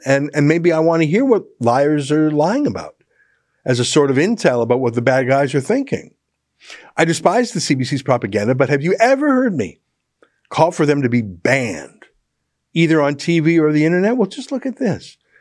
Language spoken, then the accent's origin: English; Canada; as a Canadian